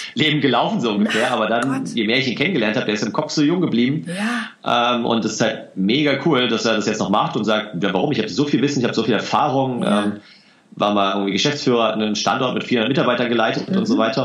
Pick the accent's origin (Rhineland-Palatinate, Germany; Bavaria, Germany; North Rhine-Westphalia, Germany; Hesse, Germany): Hesse, Germany; ich komme aus Hessen